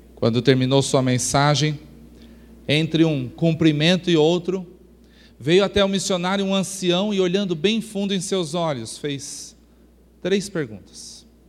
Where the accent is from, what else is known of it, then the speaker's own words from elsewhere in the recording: Brazil; Como bom brasileiro